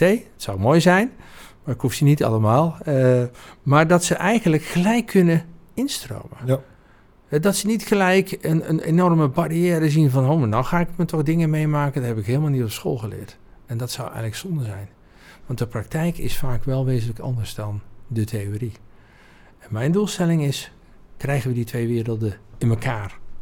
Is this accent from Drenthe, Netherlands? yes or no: no; Oudheusden, North Brabant, Netherlands; geboren en getogen in Oudheusden. Dat is een heel klein dorpje naast de mooie vesting Heusden.